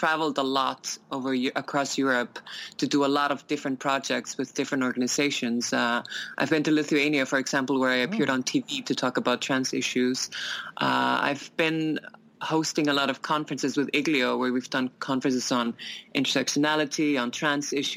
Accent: Iceland; moved away; I come from Iceland

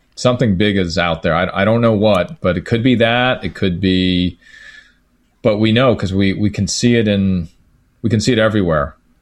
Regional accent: United States

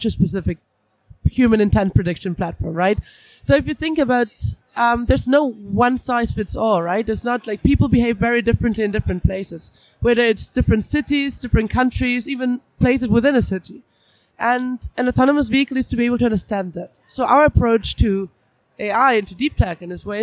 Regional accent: Vienna, Austria; now in London, United Kingdom; I'm from Vienna, live in London

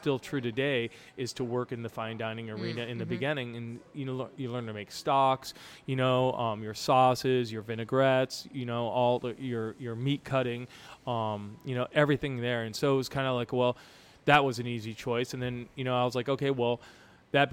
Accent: Santa Fe, New Mexico, United States; moved away as an adult; now in St. Louis, United States; I grew up in Santa Fe, New Mexico, and our family had a restaurant there

